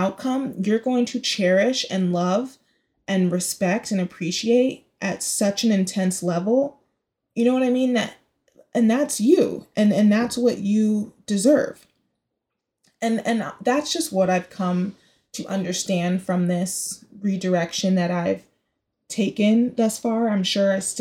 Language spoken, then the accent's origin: English; Bay Area, California, United States; also born or lived in Chicago; now in New York City, United States; I'm the Bay Area to my core, like, my roots